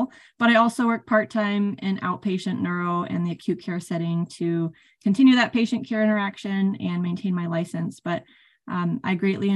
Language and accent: English; California, United States; moved away as an adult; also born or lived in Iowa / Minnesota; I grew up in California area